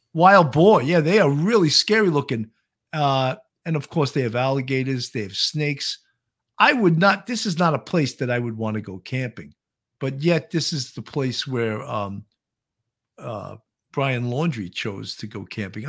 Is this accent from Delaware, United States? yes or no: yes; Delaware, United States; now in Fort Myers, United States; I'm from Delaware and I live in Fort Myers